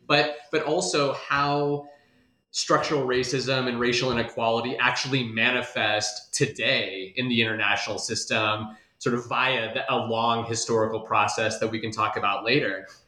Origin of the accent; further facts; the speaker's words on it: Des Moines, Iowa, United States; I'm originally from Des Moines, Iowa, and I did my PhD at Ohio State.